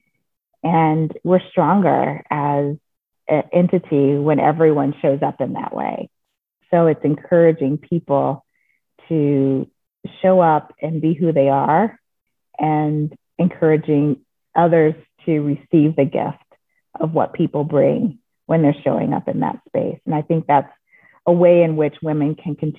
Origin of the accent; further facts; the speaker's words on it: the South, United States; I grew up in the South in the 70s